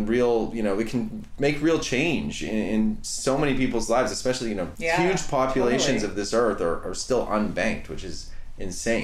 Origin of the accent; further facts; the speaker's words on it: Canada; I grew up in Canada